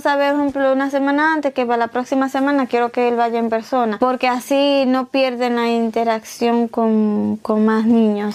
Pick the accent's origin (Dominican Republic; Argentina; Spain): Dominican Republic; moved away; yo crecí, ¿verdad? En mi niñez en República Dominicana.